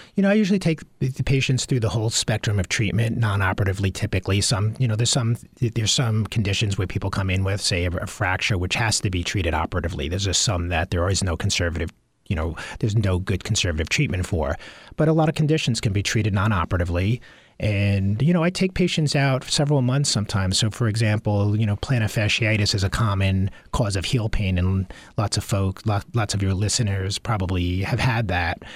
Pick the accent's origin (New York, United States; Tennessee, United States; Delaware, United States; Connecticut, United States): New York, United States; Long Island; I grew up on Long Island